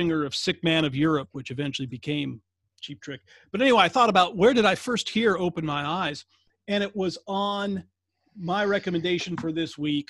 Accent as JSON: {"language": "English", "region": "Iowa", "country": "United States", "said": "my home state of Iowa."}